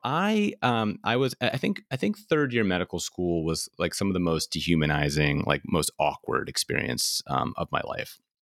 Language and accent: English; New York City, New York, United States; also born or lived in Philadelphia; and then I'm from New York City, so I went home